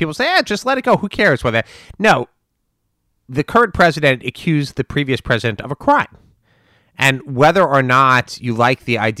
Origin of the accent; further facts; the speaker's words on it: United States; as a Republican and an American, I would say that it's offensive to me